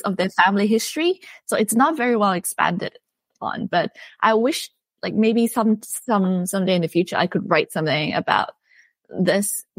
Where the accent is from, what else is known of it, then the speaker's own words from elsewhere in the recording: Bangkok, Thailand; I'm from Bangkok, Thailand. So I grew up in Bangkok